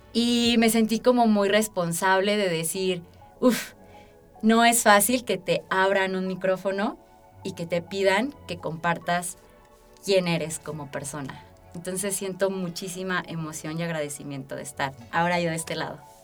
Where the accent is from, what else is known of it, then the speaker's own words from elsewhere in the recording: Aguascalientes, Mexico; also born or lived in Mexico City; soy originaria de la Ciudad de México. Y mis papás tomaron la mejor decisión cuando a los 4 años me trajeron a vivir a la tierra de la gente buena. Yo me siento de verdad profundamente bendecida de haber tenido eh, pues la bendición de crecer en este estado